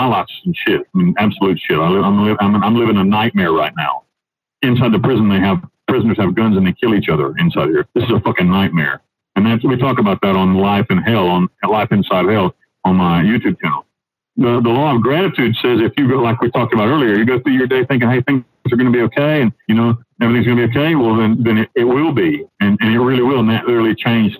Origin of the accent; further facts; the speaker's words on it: North Carolina, United States; moved away as an adult; now in Panama; I was a young kid living in back in North Carolina with my family.